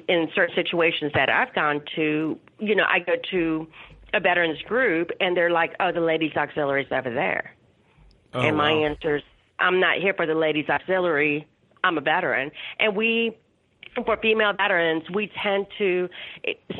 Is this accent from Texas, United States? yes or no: yes; Laredo, Texas, United States; I'm originally from Laredo, Texas, which is the border town right by Mexico.